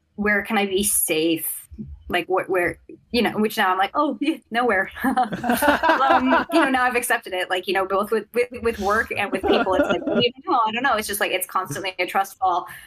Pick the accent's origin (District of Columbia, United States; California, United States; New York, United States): California, United States; Sacramento; I grew up in Sacramento